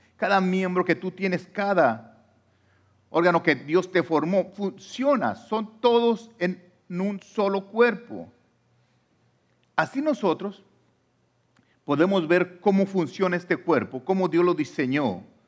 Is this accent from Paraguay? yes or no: no; Mexico; now in United States; yo soy mexicano o de la nacionalidad que tú seas, ah, aunque yo esté aquí en Estados Unidos